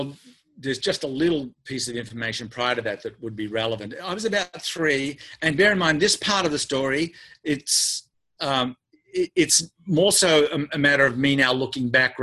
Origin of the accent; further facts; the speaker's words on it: Australia; accent: Australian; now in United States; I speak in my native tongue, right, Australian, but I've been living in the United States for 23 years, so I don't even hear the American accent.